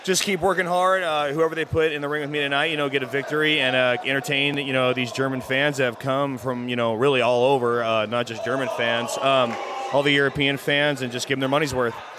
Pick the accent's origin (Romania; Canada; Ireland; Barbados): Canada; Toronto, Ontario; I'm from Toronto in Canada